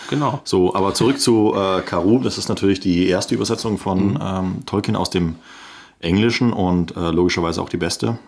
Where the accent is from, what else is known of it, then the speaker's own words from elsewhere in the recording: Swabia, Germany; bin ja Schwabe